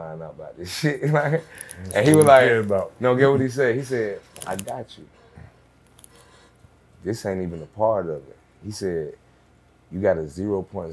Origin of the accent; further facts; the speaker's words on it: Atlanta, Georgia, United States; I'm from real Atlanta